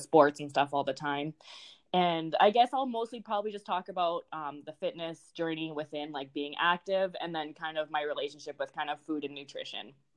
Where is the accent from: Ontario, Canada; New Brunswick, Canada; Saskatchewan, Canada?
Saskatchewan, Canada; moved away as an adult; also born or lived in North Dakota; now in United States; I'm from Saskatchewan, um, Canada, and then I went to college in North Dakota